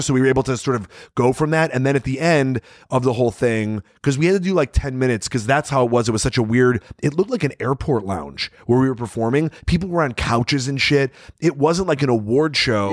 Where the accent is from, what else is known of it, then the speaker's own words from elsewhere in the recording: Chicago, Illinois, United States; growing up in Chicago